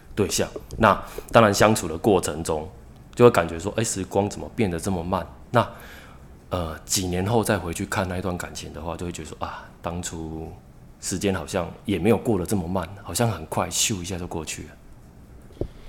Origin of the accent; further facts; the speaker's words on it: Tamsui, New Taipei, Taiwan; 我是一个淡水人，然后我是一个编剧，从事创作大概已经有十年了